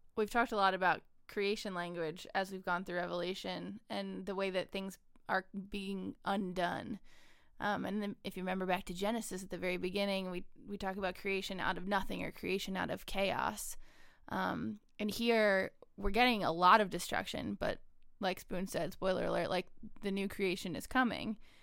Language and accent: English; United States; an American citizen